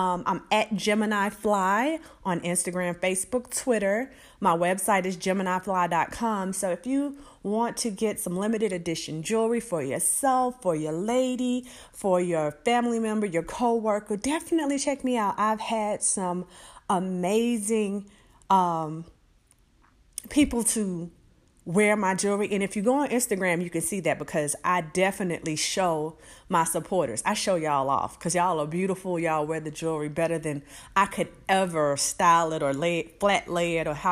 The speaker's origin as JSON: {"language": "English", "region": "Alabama", "country": "United States", "said": "I'm from Alabama"}